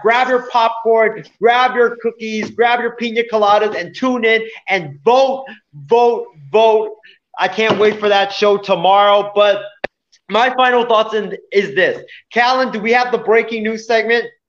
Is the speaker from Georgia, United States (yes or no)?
no; Hawaii, United States; when I was growing up in Hawaii